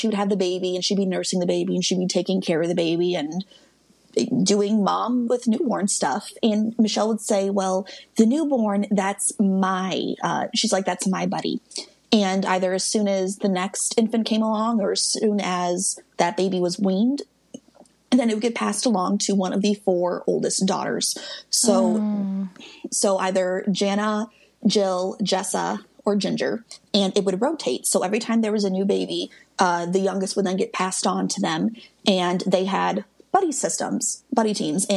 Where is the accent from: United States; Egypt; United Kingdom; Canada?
United States; Midwest; I'm from the Midwest